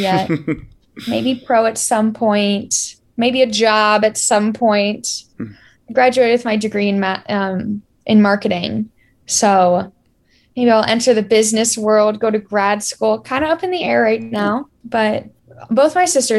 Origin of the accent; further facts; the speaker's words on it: Florida, United States; I grew up around Florida volleyball